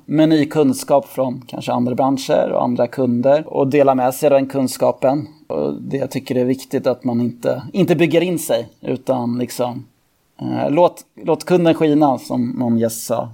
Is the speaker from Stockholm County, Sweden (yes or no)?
yes; Täby, Stockholm County, Sweden; Jag är född och uppvuxen i, i Täby